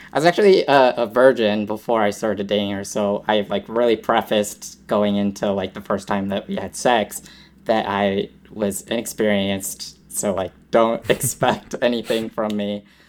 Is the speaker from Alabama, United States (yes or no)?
no; Massachusetts, United States; born and raised in Massachusetts